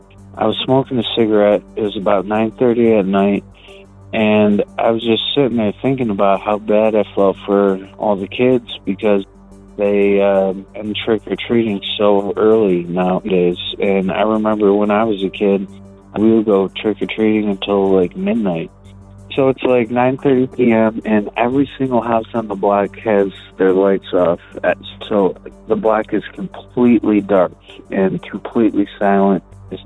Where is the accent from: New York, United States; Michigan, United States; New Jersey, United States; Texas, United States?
Michigan, United States; Detroit; I'm from Detroit, but the story that I'm about to tell you actually took place in Ferndale, Michigan.